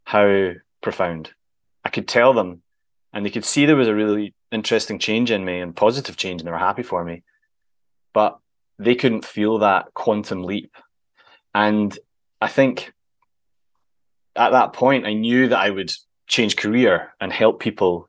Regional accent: Scotland, United Kingdom; we're both Scottish

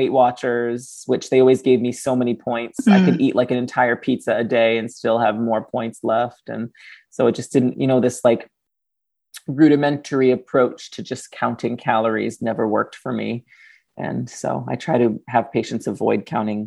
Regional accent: Fall River, Massachusetts, United States; I was raised on Portuguese food, and Fall River, Massachusetts is very famous for its Portuguese cuisine

